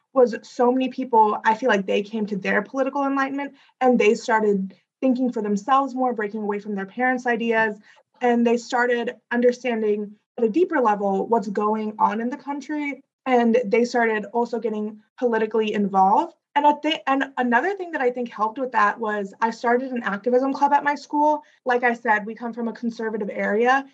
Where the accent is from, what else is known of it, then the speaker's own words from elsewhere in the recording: Wentzville, Missouri, United States; my school, we come from Wentzville is like a very red area